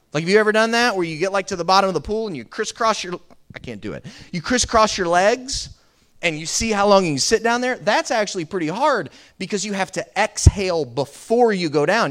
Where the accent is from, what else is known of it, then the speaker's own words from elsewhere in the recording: Florida, United States; I grew up here in Florida